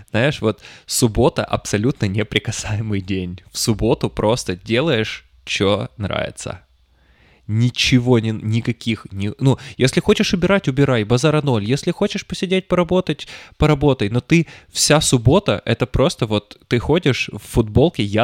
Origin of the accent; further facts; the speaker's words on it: Petropavlovsk-Kamchatsky, Kamchatka Krai, Russia; я рос в Петропавловске-Камчатском